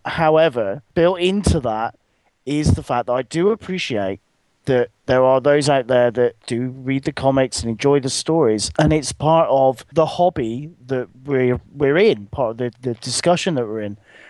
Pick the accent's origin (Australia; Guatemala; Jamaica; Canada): Jamaica; Because I'm a Jamaican.